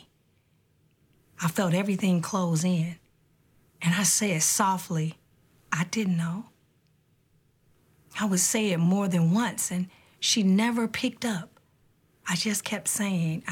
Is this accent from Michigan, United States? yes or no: yes; Detroit, Michigan, United States; I grew up in Detroit, Michigan, a beautiful city built by a mighty river